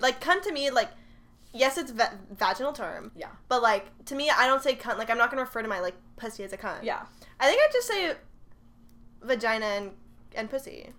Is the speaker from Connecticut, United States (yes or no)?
no; Texas, United States; we're from Texas